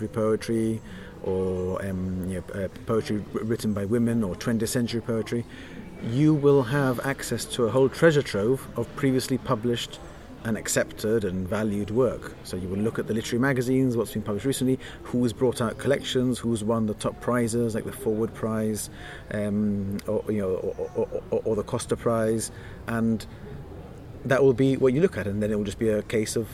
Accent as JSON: {"language": "English", "country": "Gibraltar", "said": "we are very small. We're sort of disconnected from the major publishing centres in the world"}